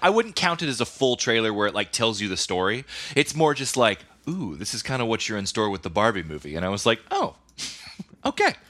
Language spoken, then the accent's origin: English; United States; They know you're from America.